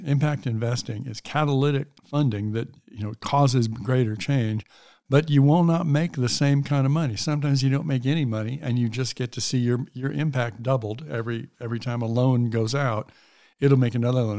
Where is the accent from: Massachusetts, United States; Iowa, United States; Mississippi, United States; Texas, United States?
Mississippi, United States; moved away as an adult; also born or lived in California / San Francisco; I'm from Mississippi